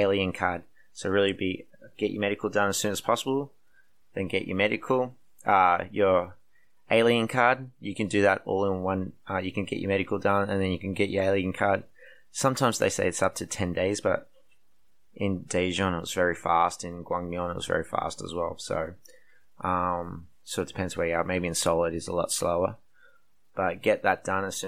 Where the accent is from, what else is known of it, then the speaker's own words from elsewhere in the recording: Australia; moved away as an adult; now in South Korea; I come from Australia